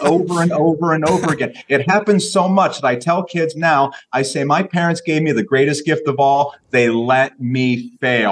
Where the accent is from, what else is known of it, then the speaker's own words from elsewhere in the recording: Carrollton, Ohio, United States; my hometown of Carrollton, Ohio.